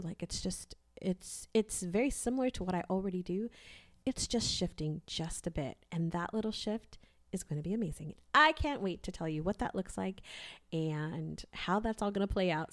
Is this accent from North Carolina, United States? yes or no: no; California, United States; now in Texas, United States; I grew up in California.